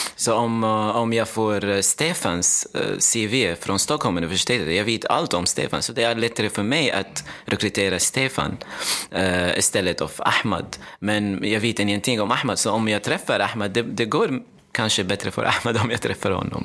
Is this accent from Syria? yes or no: yes; Damascus, Damascus Governorate, Syria; Swedish is a second language; moved away as an adult; also born or lived in Qatar / Dubai; now in Sweden; Så jag kommer från Damaskus, Syrien, men jag har uh, bott i Sverige för fyra år nu